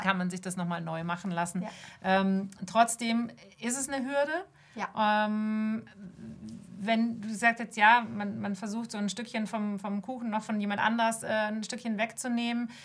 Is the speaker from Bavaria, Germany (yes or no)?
yes; Munich, Bavaria, Germany; ich bin Münchner Kind, ich, ich komme hierher, meine Familie ist urbayerisch